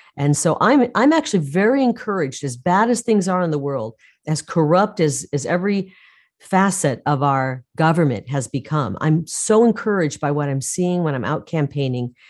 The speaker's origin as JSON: {"language": "English", "region": "Midwest", "country": "United States", "tie": "born or raised there", "moved": "yes", "lives_now": "Arizona, United States", "said": "where I grew up in the Midwest."}